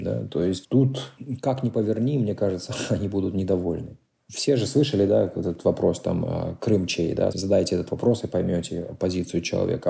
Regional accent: Kazakhstan; first language Russian; also born or lived in Almaty; now in United States; я казах

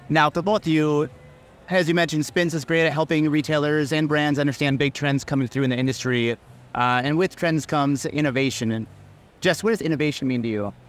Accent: Minnesota, United States; home to Minnesota, to my home state.

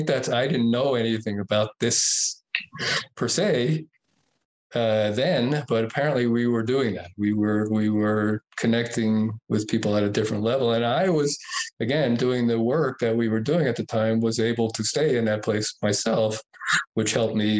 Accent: Lake Tahoe, United States; It's really my hometown

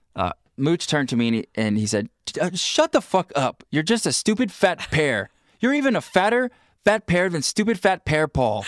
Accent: Pacific Northwest, United States; we're from the Pacific Northwest

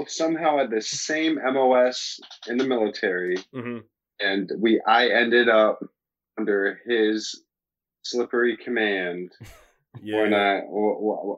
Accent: Dexter, Michigan, United States; also born or lived in St. Augustine, Florida; born in St. Augustine, Florida, but then I grew up in Dexter, Michigan, outside of Ann Arbor

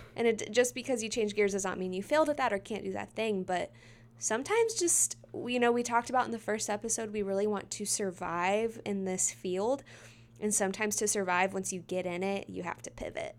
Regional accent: Midlothian, Texas, United States; born or raised there

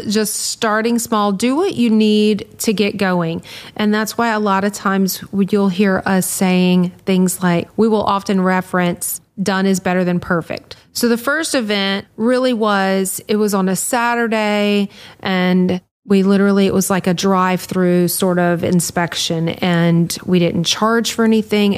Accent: Louisiana, United States; we're from Louisiana

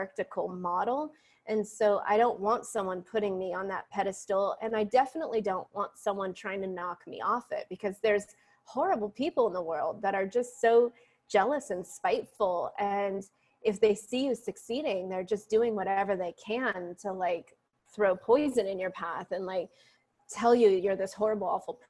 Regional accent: San Francisco, California, United States; I'm from San Francisco

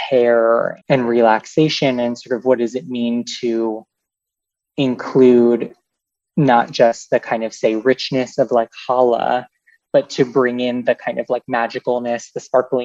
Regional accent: Boston, Massachusetts, United States; Growing up in the Boston area

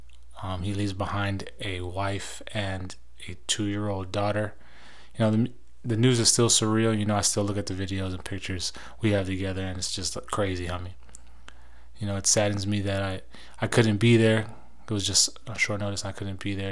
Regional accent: San Diego, California, United States; my hometown of San Diego, California

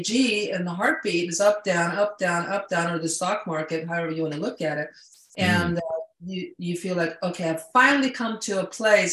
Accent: Sweden; moved away; I'm an immigrant. I came from Sweden.

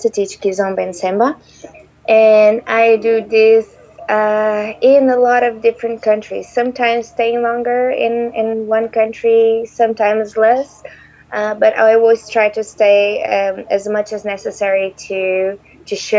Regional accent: Terceira, Azores, Portugal; moved away as an adult; also born or lived in Lisbon, Portugal; So I was born in Terceira, which is an island in between Europe and the U.S., and Terceira is part of the Azores archipelago and is part of Portugal. I lived there until the age of 18

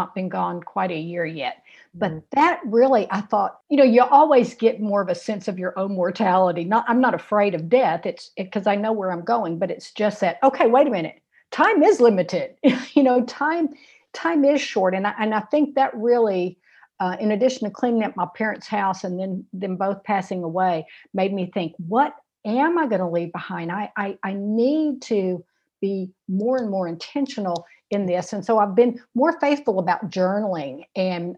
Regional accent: Shreveport, Louisiana, United States; they settled in my hometown of Shreveport, Louisiana

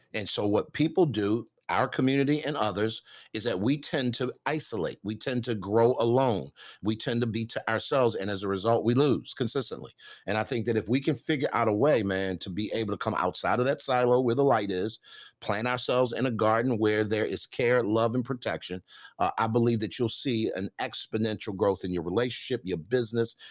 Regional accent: Baltimore, Maryland, United States; I grew up in South Baltimore, uh, single parent home.

